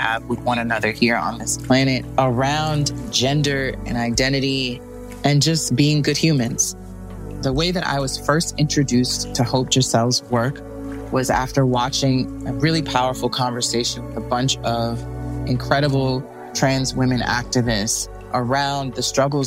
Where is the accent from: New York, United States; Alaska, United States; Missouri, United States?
New York, United States; moved away; also born or lived in Miami; growing up in New York